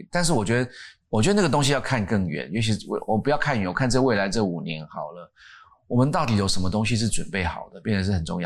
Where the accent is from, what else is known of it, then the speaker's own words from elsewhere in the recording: Miaoli County, Taiwan; 我在苗栗的，大家说苗栗国 苗栗国苗栗的山上的一个，一个营区的旁边